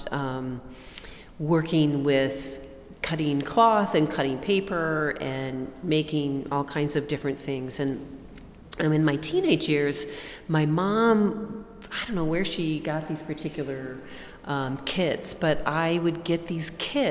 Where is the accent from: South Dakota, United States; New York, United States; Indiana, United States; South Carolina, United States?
South Dakota, United States; Watertown; I grew up in Watertown, South Dakota, and I'm from a large family